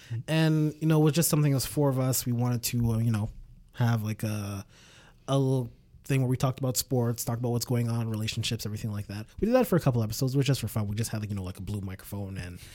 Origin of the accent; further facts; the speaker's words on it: Montreal, Quebec, Canada; I'm from Montreal.